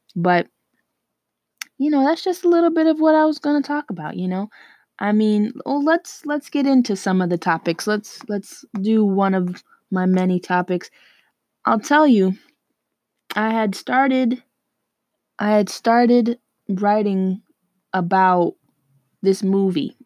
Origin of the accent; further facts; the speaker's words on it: New York City, New York, United States; I'm from New York, okay? And when I say New York, I mean New York City